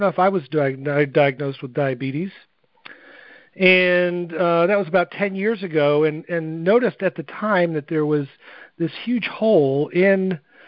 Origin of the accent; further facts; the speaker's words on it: New England, United States; now in Jacksonville, United States; I am from Jacksonville, Florida. Originally grew up in New England